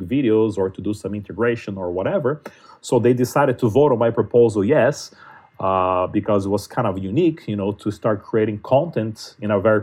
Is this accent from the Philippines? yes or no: no; Brazil; now in United States; I speak Portuguese, I'm from Brazil